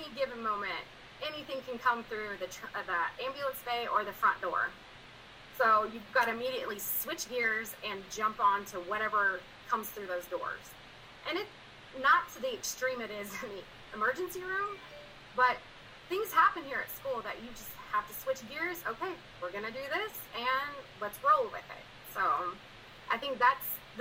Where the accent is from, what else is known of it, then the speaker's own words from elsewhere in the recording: Du Quoin, Illinois, United States; moved away as an adult; now in Cedar Hill, United States; So I'm from DuCoin, Illinois. It's a small town. It's about population of 6,600